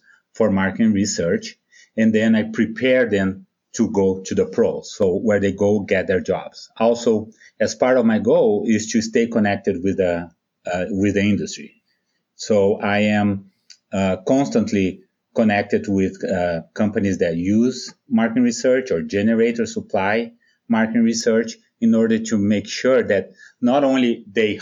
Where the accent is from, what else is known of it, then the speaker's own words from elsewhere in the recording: Brazil; moved away as an adult; now in United States; When your audience hears me, they might be thinking, based on my accent, that I'm from Mississippi or Alabama. I'm actually from Brazil